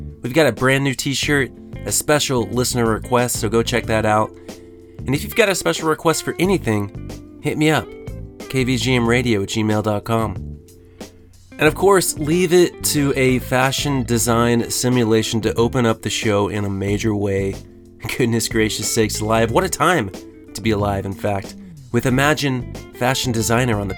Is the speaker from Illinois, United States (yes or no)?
no; Texas, United States; Growing up in Texas